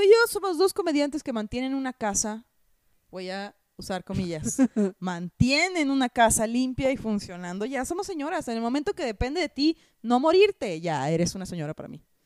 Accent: Hermosillo, Sonora, Mexico; yo soy de Hermosillo, Sonora

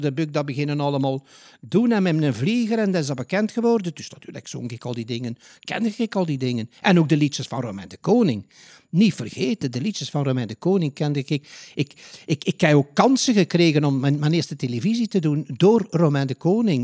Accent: Ghent, Flanders, Belgium; moved away as an adult; now in The Hague, Netherlands; ik ben een Gentenaar.

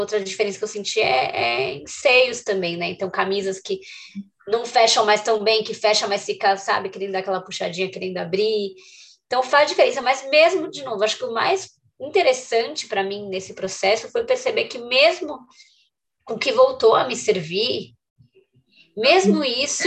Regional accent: São Paulo, Brazil; Eu sou de São Paulo

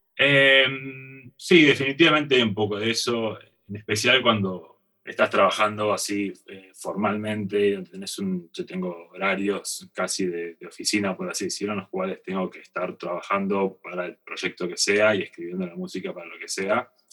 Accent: Argentina; moved away as an adult; also born or lived in North America; irme de, Argentina, ¿no? Eh, el dejar la comodidad de estar en mi país, en mi familia, mis amigos

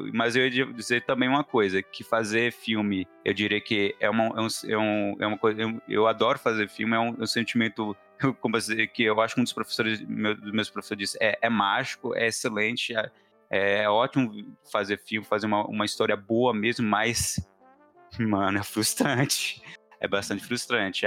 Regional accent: Montes Claros, Minas Gerais, Brazil; also born or lived in Belo Horizonte; eu sou de Montes Claros, no momento eu estou em Montes Claros.

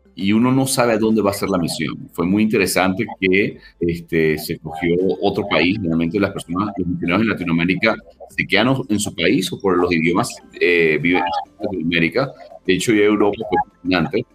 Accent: Caracas, Capital District, Venezuela; Yo soy de Venezuela, de, Caracas

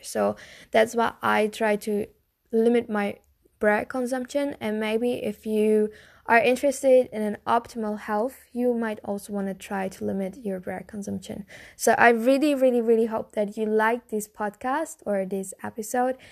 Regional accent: Germany; I'm from Germany

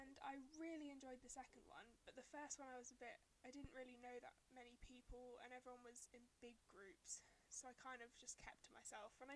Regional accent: United Kingdom; I am very British.

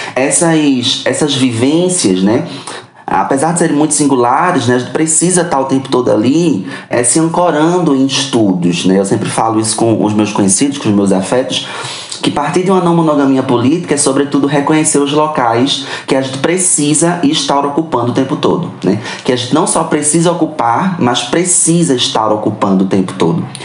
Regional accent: Recife, Pernambuco, Brazil; sou de Recife, ali em Pernambuco.

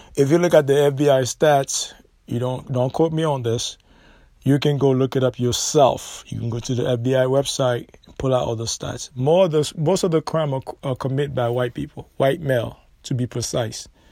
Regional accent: United States; We're not from Africa. We're not African. We are American

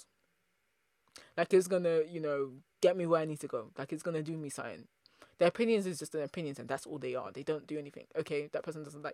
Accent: United Kingdom; also born or lived in Nigeria (ancestry); I'm a British Nigerian diasporan, so I have Nigerian parents

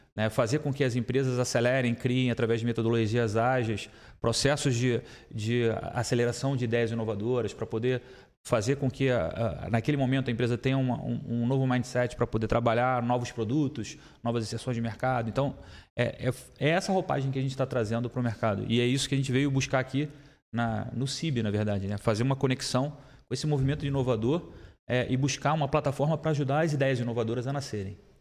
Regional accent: Rio de Janeiro, Brazil; now in Blumenau, Brazil; eu sou do Rio de Janeiro

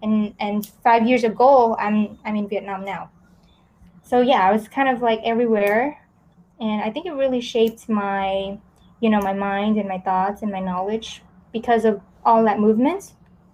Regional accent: California, United States; And then I grew up in America. I moved around a lot. I think just in America alone, I transferred to like 12 different schools in several states. So I was in California. Well, I was mostly in California.

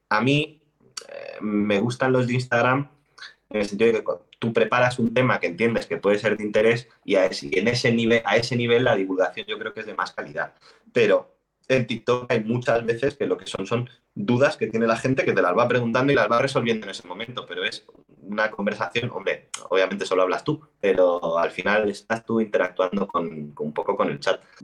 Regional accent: Spain; soy español, español de España.

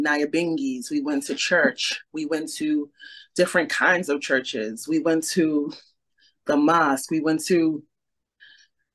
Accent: New York City, New York, United States; we grew up in Brooklyn

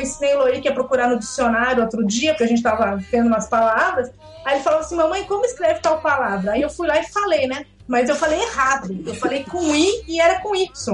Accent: Brazil; first language Portuguese; moved away; eu sou brasileira, que eu não sou daqui

